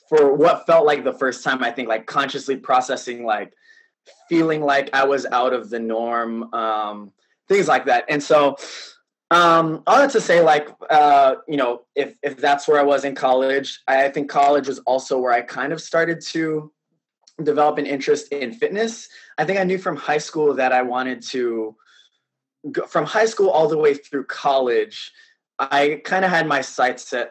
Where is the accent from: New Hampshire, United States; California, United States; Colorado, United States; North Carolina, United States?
California, United States; South San Francisco; moved away as an adult; now in New York, United States; I was born and raised in the Bay Area. So I was born in San Francisco. I grew up in South San Francisco